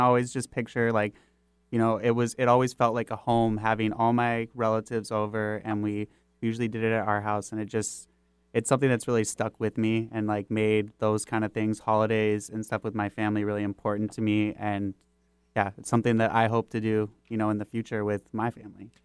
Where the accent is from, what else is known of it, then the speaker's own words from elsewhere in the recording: Kirkland, Washington, United States; also born or lived in Bothell; I actually, uh, grew up on the East Side. I was born in Bothell. We moved to Kirkland, North Rosehill area